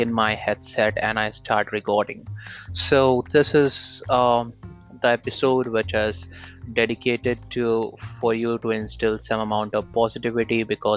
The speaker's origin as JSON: {"language": "English", "country": "India", "said": "I'm from India"}